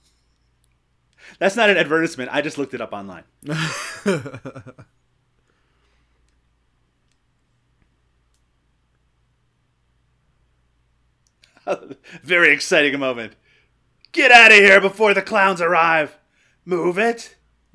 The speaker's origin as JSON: {"language": "English", "country": "Canada", "said": "I'm Canadian"}